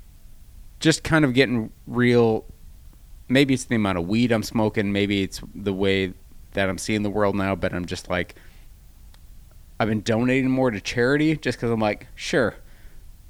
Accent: Michigan, United States; my hometown in Michigan

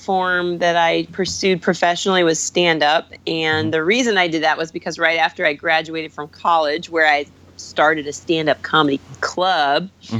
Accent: Indianapolis, Indiana, United States; moved away as an adult; now in New York, United States; I was born and raised in Indianapolis, Indiana.

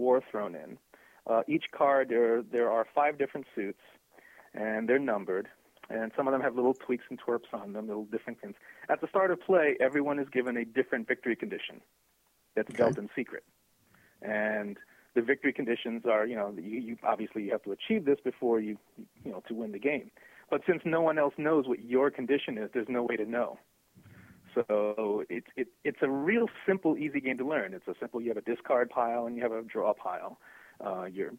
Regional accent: New York, United States; I'm from New York

